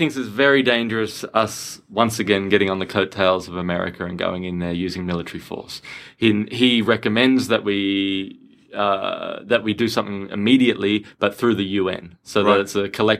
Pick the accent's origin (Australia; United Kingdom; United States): Australia; I'm Australian, you know, and you know how people go, mate, I'm Australian. I grew up here.